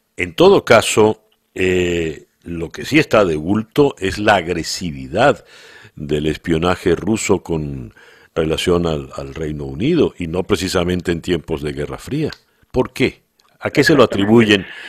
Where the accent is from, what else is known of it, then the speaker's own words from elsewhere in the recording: Venezuela; como venezolano